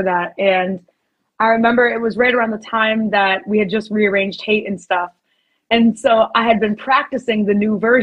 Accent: Northeast, United States; it's my hometown

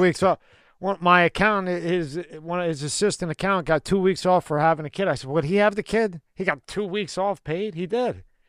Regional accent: Philadelphia, Pennsylvania, United States; we're from Philly

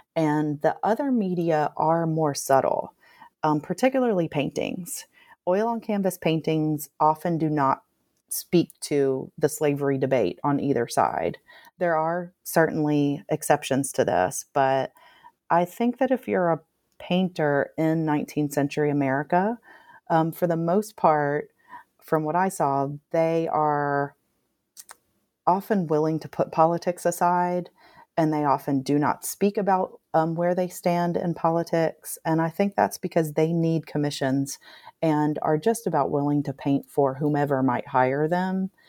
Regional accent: Nashville, Tennessee, United States; moved away as an adult; now in Tuscaloosa, United States; growing up in Nashville, Tennessee

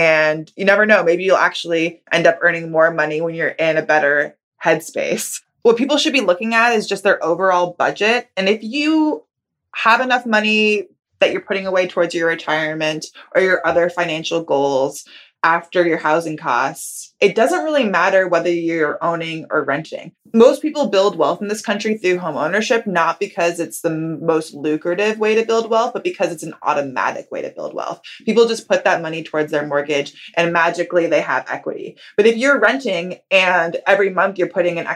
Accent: California, United States; I grew up in California

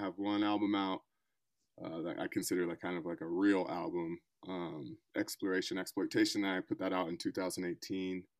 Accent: Colorado, United States; also born or lived in Bay Area, California / New York; I'm from Colorado, though I've kind of cut my teeth in the Bay Area and New York before the whole pandemic situation

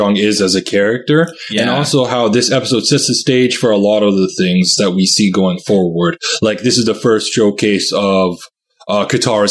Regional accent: Vancouver, British Columbia, Canada; I grew up in Vancouver

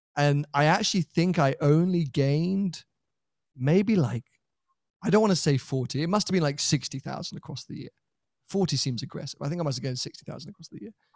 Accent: United Kingdom; as a European, as a Brit

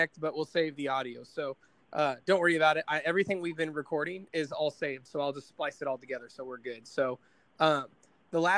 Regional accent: Indiana, United States; I'm from Indiana

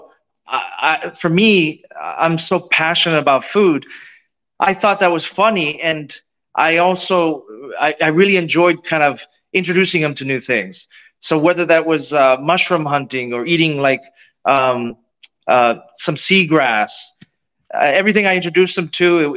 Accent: Youngstown, Ohio, United States; moved away; I grew up in Youngstown, Ohio, kind of a steel town in the Rust Belt.

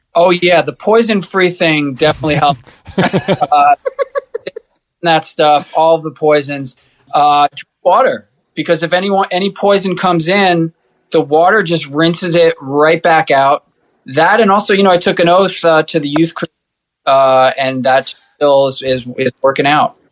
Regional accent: New York City, New York, United States; I grew up in in Rockaway Beach, so being near the ocean

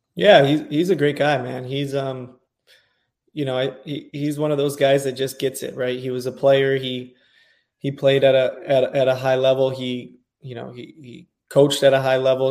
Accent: California, United States; also born or lived in Washington, D.C.; now in Dallas, United States; I'm from California

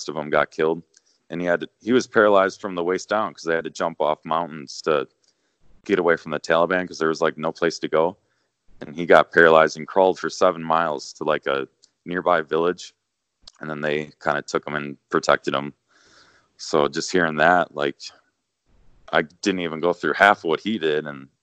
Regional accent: Elkhorn, Wisconsin, United States; born or raised there

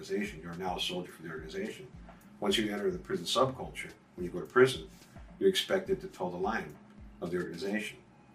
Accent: United States; first language English; I was born in the United States.

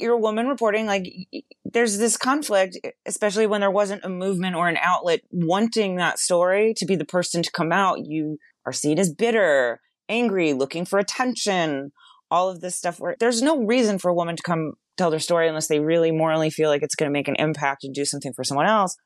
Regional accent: West Palm Beach, Florida, United States; I'm, I'm from West Palm Beach

